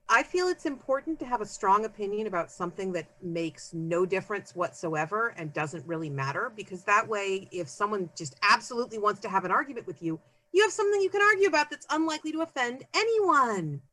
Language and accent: English; Concord, California, United States; now in Seattle area, United States; I grew up in the San Francisco Bay Area